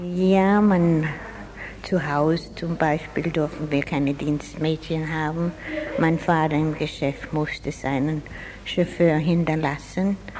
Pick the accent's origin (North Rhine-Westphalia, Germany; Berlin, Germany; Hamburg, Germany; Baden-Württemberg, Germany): Baden-Württemberg, Germany; Freiburg; moved away as an adult; now in Australia; Ich bin in Freiburg geboren und habe 25 Jahre hier gelebt.